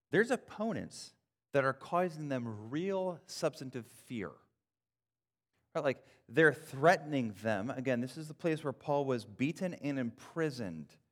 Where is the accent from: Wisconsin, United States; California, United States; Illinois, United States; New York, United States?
Wisconsin, United States; I grew up in Wisconsin